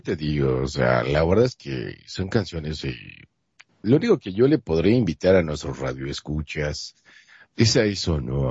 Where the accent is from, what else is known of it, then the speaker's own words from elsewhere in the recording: Monterrey, Nuevo León, Mexico; yo soy de Monterrey, Nuevo León, México